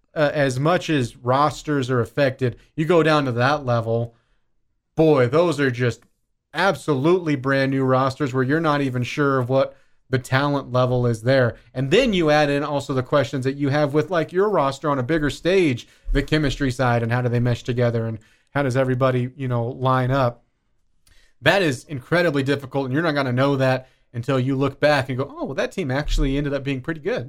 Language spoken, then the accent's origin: English; Kansas, United States; now in Lubbock, Texas, United States; where I grew up in Kansas